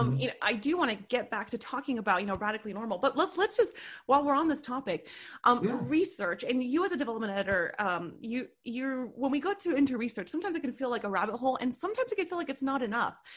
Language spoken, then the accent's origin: English; Hollister, California, United States; moved away as an adult; now in Los Angeles, United States; I'm actually from NorCal. So then I just recently moved.